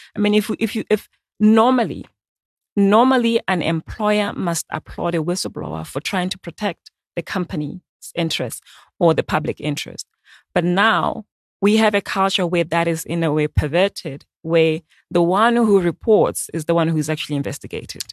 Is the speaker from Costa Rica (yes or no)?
no; Botswana; I'm from Botswana